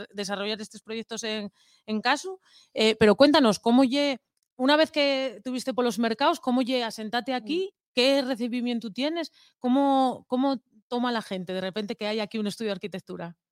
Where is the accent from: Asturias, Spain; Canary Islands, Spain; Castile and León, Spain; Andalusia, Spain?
Asturias, Spain; Langreo; soy del Langreo y tenemos ahí la Bayer